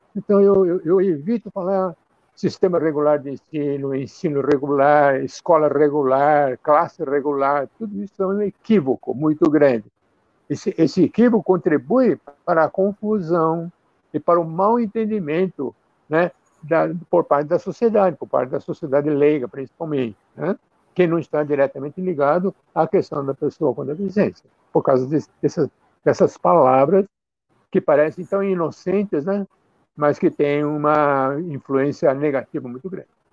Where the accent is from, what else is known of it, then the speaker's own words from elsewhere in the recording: Campo Grande, Mato Grosso do Sul, Brazil; Eu nasci no Brasil, na cidade de Campo Grande, que na época que eu nasci era capital do estado do Mato Grosso